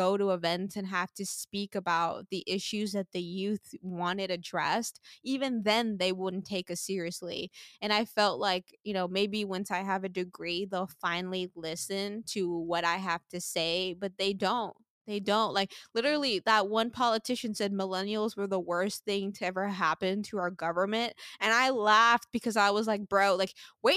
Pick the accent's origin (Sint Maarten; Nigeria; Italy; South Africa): Sint Maarten; moved away as an adult; now in United States; I grew up in the Caribbean